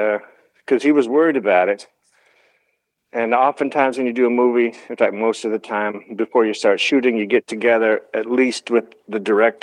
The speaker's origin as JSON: {"language": "English", "country": "United States", "said": "and I do have family from the south, and I'm actually American, you know."}